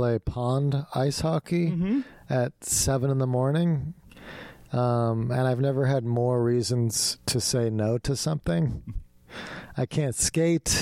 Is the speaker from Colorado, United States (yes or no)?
no; Morgantown, West Virginia, United States; accent: Pittsburgh accent; moved away; I grew up in Morgantown, and the accent there is more of a Pittsburgh accent